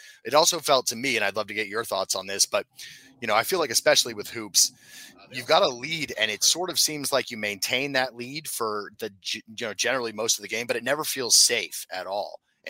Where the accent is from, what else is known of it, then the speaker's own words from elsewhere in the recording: California, United States; now in Eugene, United States; I'm from California myself, as you know, and you could take the boy out of California, but you can't take the California out of the boy.